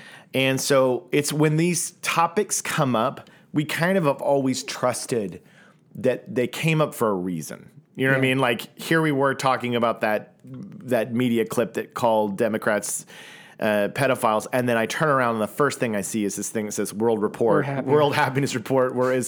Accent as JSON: {"language": "English", "town": "Tulsa", "region": "Oklahoma", "country": "United States", "tie": "born or raised there", "lives_now": "Los Angeles, United States", "said": "Look, man, I grew up in Tulsa, Oklahoma, and my ability to connect with people from other parts of the world was pretty small as a child in the 80s and 90s."}